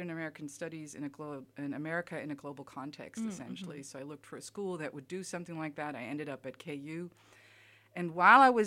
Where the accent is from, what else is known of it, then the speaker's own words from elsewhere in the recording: Germany; moved away as an adult; also born or lived in Kansas, United States; now in Alabama, United States; I grew up in Germany most of my life